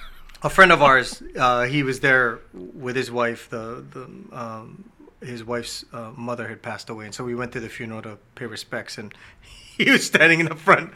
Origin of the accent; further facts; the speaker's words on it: Hawaii, United States; we're from Hawaii.